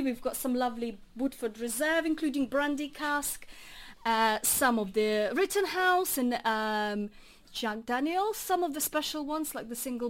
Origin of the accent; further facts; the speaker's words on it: Latvia; now in Bromsgrove, United Kingdom; Accent is coming from me. But I'm coming from Latvia.